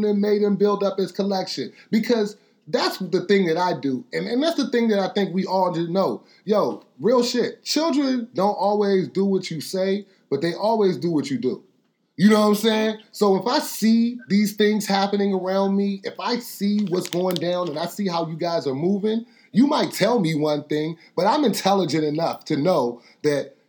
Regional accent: United States; I'm from America

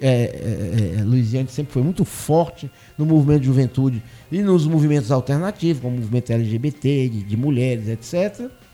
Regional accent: Fortaleza, Ceará, Brazil; moved away as an adult; also born or lived in Santa Luzia, Paraíba; now in Brasília, Brazil; Eu sou cearense, nascido em Fortaleza

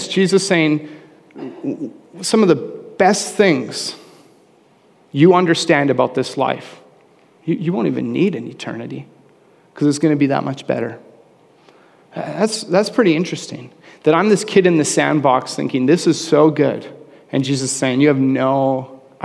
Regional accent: Canada; I'm a Canadian

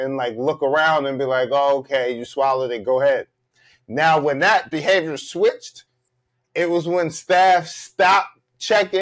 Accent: Philadelphia, Pennsylvania, United States; I'm from Philly

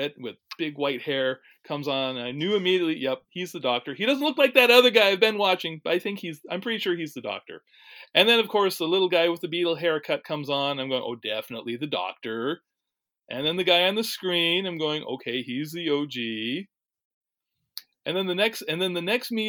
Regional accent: Seattle, Washington, United States; I grew up in the Seattle area. Still live in Washington State

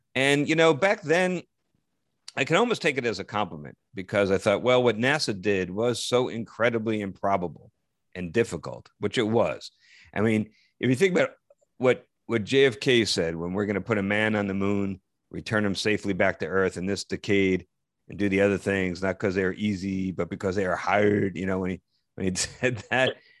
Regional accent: Parsippany, New Jersey, United States; my hometown

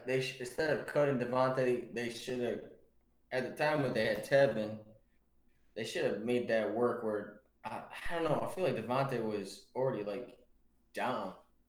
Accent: Michigan, United States; We're from Michigan

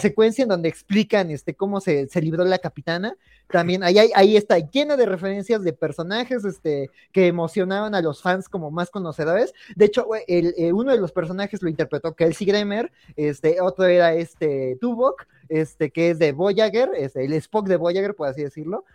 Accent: Mexico; nosotros como mexicanos

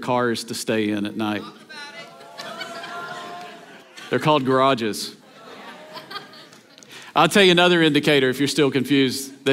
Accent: Tennessee, United States; we grew up in Tennessee

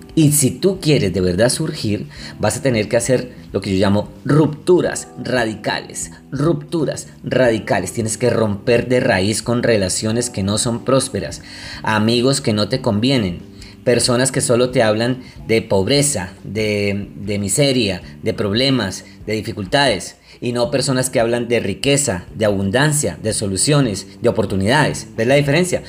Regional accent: Colombia; yo soy de Colombia

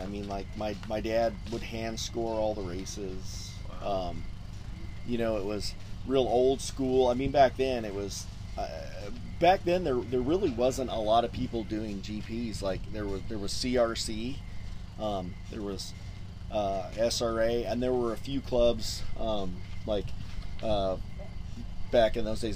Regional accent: Orange County, California, United States; born and raised in Orange County, California

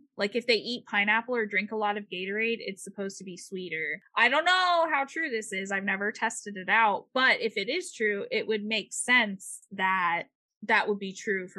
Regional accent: Florida, United States; we're from Florida.

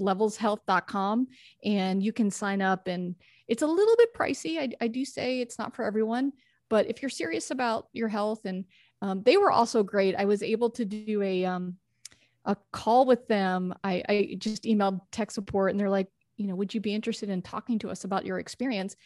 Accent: Texas, United States; also born or lived in New York (family); I grew up in Texas

